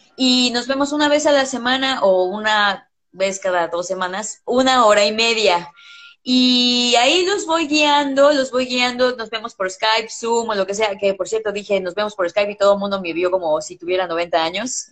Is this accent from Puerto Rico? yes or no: no; Mexico; first language English; mi experiencia como mujer mexicana